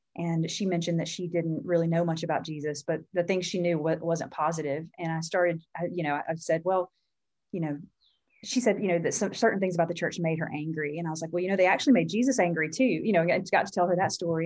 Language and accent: English; Mississippi, United States; moved away as an adult; I, I grew up in Mississippi